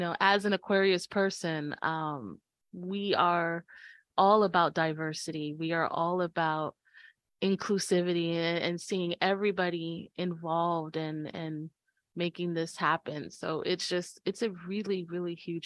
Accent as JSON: {"language": "English", "region": "New York", "country": "United States", "said": "We're from New York"}